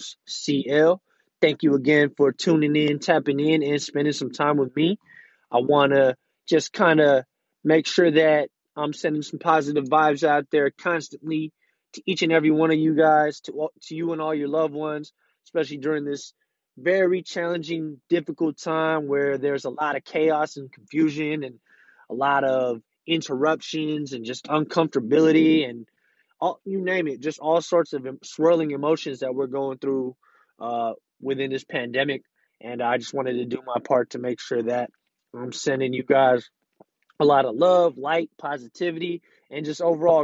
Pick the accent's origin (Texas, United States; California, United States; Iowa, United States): California, United States; San Francisco; I'm literally born and raised from out here, San Francisco, California